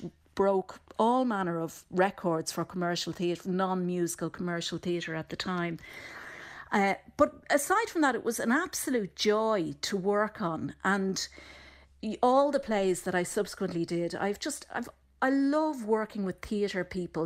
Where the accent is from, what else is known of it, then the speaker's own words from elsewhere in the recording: Dublin, Leinster, Ireland; growing up in Dublin and we were convinced we were from Cork